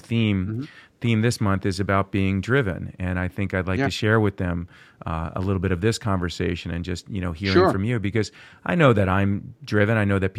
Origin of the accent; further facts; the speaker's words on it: Port Washington, New York, United States; I was born in Port Washington.